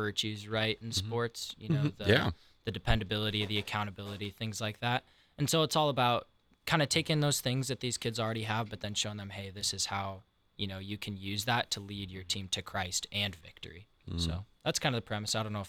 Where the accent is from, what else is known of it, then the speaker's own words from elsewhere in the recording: Colorado Springs, Colorado, United States; moved away as an adult; now in Columbus, United States; I'm from Colorado Springs originally.